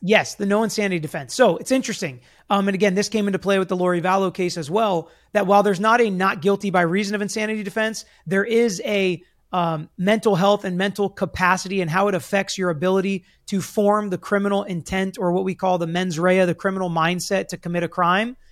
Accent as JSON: {"language": "English", "region": "Florida", "country": "United States", "tie": "born or raised there", "said": "here in my home state where so much crazy stuff happens."}